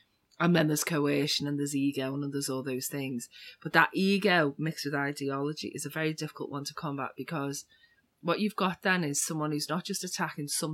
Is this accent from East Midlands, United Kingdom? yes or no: no; Liverpool, North West England, United Kingdom; I'm from Liverpool in the UK, and we're famous for two things in Liverpool